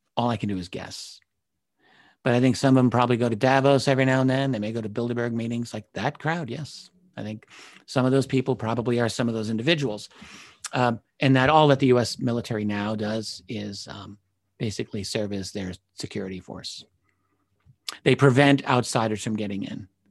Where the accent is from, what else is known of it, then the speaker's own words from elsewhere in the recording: New York, United States; as a New Yorker, I grew up with, everyone I grew up with talked like